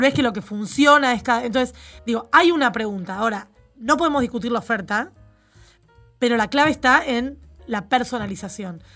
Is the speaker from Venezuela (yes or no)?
no; Argentina; Soy de Argentina